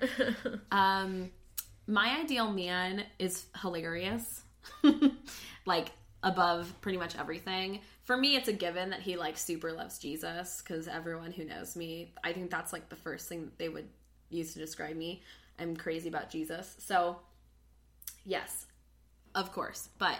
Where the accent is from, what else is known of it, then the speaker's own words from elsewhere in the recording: Phoenix, Arizona, United States; me growing up in Phoenix, where most of my friends in school were Latino.